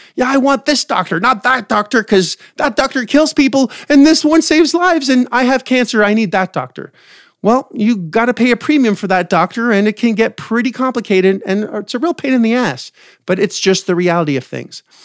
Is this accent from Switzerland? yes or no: no; Canada; now in United States; I'm from Canada originally, and we have free healthcare.